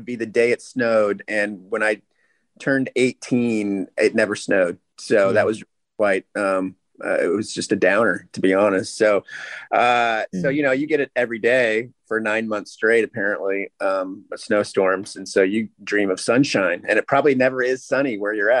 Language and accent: English; Visalia, California, United States; now in Orange County, California, United States; I was born and raised in Central California